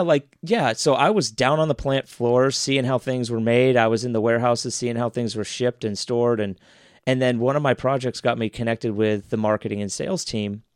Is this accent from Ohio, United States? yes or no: yes; Dublin, Ohio, United States; now in Columbus, United States; I grew up in Dublin